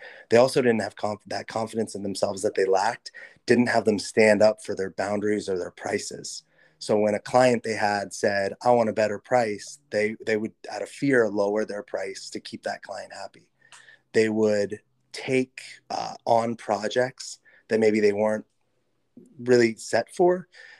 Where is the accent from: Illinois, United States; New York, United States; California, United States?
California, United States; Los Angeles; I grew up in Los Angeles.